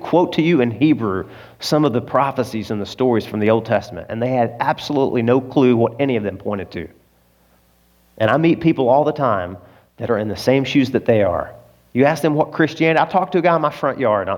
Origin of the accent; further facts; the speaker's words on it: Arkansas, United States; I'm from Arkansas.